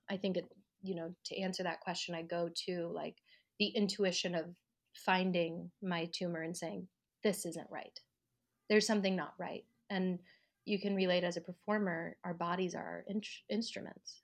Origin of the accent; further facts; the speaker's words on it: Colorado, United States; moved away as an adult; also born or lived in New York; I'm from Colorado